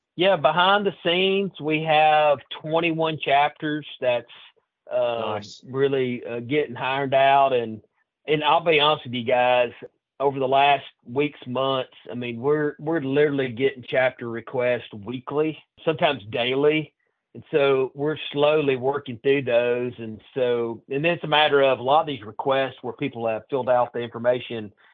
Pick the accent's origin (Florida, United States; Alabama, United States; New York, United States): Alabama, United States; Lauderdale County, North; I grew up North Alabama in Lauderdale County, northwest corner